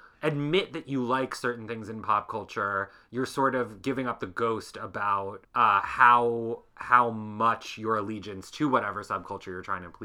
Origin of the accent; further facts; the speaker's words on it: Long Island, New York, United States; We're from Long Island